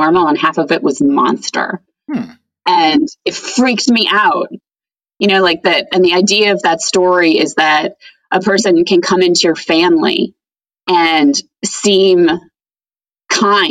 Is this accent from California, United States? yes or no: no; Long Island, New York, United States; I'm from Long Island, and there was a store called World Imports at the Roosevelt Field Mall